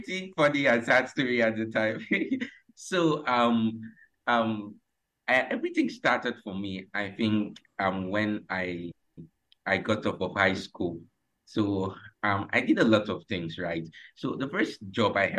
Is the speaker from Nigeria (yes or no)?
yes; Uyo, Akwa Ibom, Nigeria; from Nigeria, Uyo Akwa Ibom State